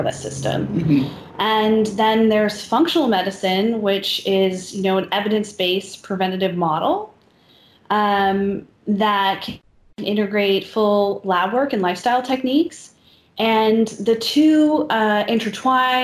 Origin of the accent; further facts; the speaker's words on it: Maine, United States; growing up in Maine